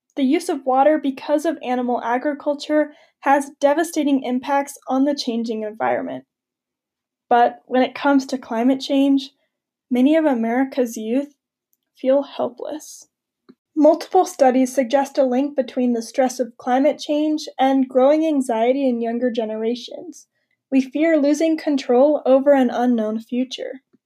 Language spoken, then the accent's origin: English; Montana, United States; Wildfires burn through Montana, my home state, every year.